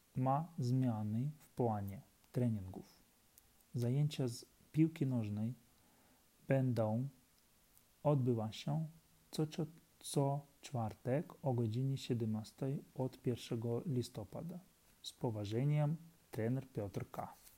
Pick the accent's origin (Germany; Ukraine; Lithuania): Ukraine; Polish is a second language; moved away as an adult; now in Warsaw, Poland; mam 35 lat i jestem z Ukrainy. Przyjechałem do Polski 3,5 e, lat, roku temu